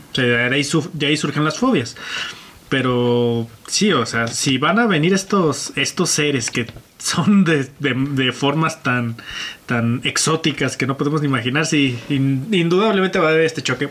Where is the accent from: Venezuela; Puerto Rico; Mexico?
Mexico; aquí en mi país